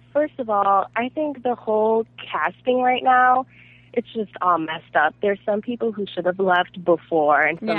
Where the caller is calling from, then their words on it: East Coast, United States; I am calling from the East Coast